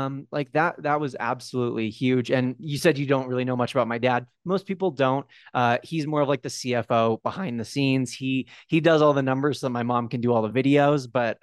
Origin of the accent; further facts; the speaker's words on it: California, United States; now in Park City, United States; born and raised in California, but over the last 4 years, my now wife and I, we've moved around quite a bit. And right now we live in Park City, Utah.